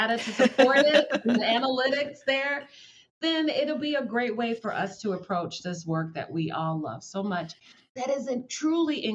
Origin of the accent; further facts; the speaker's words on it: the South, United States; I'm from the South and that's the kind of stuff we do down there